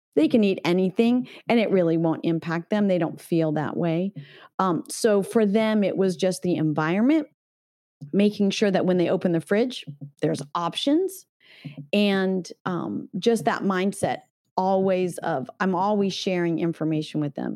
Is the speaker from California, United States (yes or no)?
yes; Northern California, United States; I grew up in Northern California.